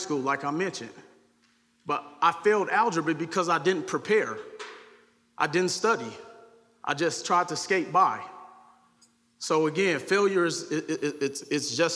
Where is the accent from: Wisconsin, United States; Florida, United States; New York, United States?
Wisconsin, United States; Milwaukee; growing up in Milwaukee, Wisconsin